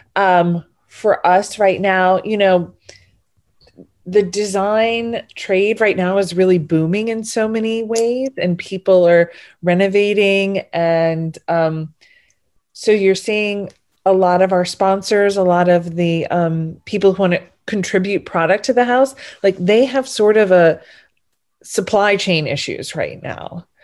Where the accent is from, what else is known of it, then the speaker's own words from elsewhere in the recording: New Orleans, Louisiana, United States; I'm from New Orleans, so it's not the biggest city in the country